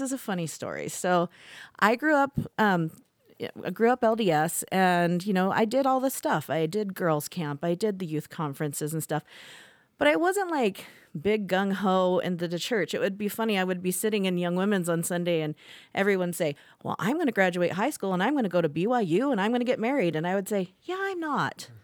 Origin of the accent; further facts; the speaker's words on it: Indiana, United States; moved away as an adult; also born or lived in Las Vegas, Nevada; now in Saratoga Springs, Utah, United States; I was born in Las Vegas, and when I was three, my parents moved to Indiana. And so, I grew up in the mission field, you would call it, in the Mormon church, and grew up in Indiana